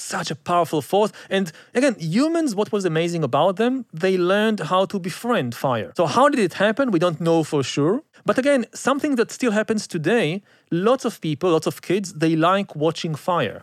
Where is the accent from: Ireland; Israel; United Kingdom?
Israel; I grew up again in Israel